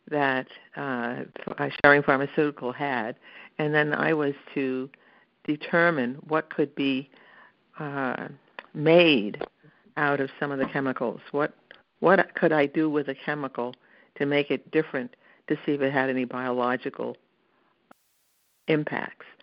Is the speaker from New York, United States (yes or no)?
yes; Brooklyn, New York, United States; moved away as an adult; now in Pittsburgh, United States; I am a Brooklyn native, and I moved here when I got married in 1968.